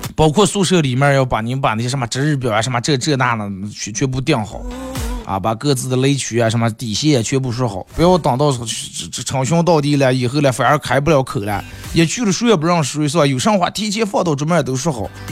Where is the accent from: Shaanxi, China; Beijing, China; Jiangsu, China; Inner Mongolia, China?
Inner Mongolia, China; Bayannur; 咱们好客的白鸭闹耳啊，咱们美丽的富饶的内蒙古大草原